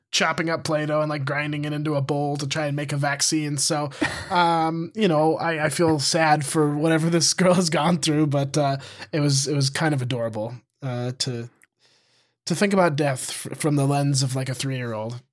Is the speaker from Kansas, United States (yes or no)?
no; Montana, United States; moved away as an adult; also born or lived in Missoula; I moved away from Montana